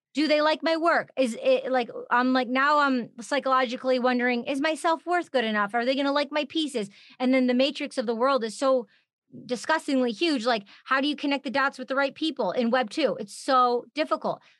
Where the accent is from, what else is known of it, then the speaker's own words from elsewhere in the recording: Michigan, United States; We're both from Michigan